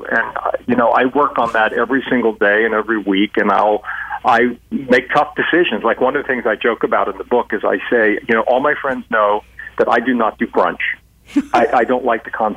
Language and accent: English; United States; I was born in the U.S., but I also have an Irish passport